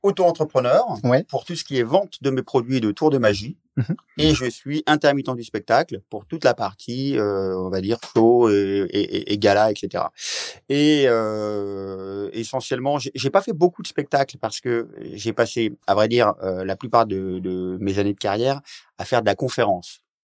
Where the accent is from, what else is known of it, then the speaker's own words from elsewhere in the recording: Oise, Hauts-de-France, France; moved away; also born or lived in Paris; Donc je viens de l'Oise à la base et j'avais j'ai vécu après plein d'années à Paris